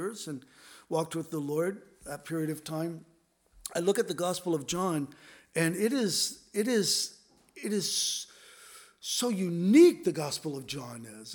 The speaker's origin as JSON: {"language": "English", "region": "Southern California", "country": "United States", "tie": "born or raised there", "also_born_or_lived": "Los Angeles / San Diego", "said": "I grew up in Southern California, and we lived in L.A., then we moved to San Diego"}